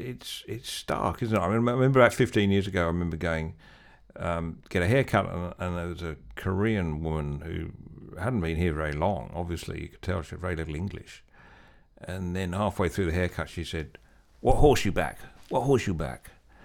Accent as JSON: {"language": "English", "country": "Australia", "said": "that identity politics stuff that you sometimes play comes secondary to being Australian."}